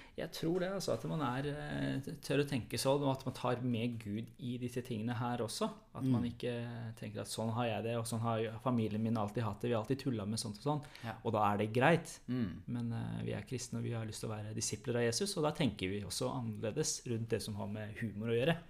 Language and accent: Norwegian; Iran; Norwegian is a second language; now in Norway; jeg er jo opprinnelig fra Iran og har ikke vært der så lenge